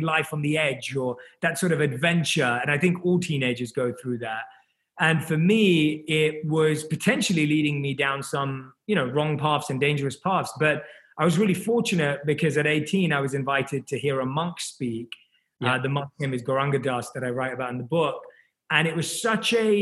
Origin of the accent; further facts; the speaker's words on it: London, United Kingdom; moved away as an adult; now in Los Angeles, United States; I was born and raised in London, and I grew up in London.